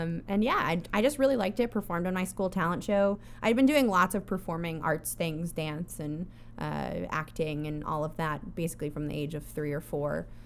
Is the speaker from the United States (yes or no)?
yes; Connecticut, United States; I grew up in Connecticut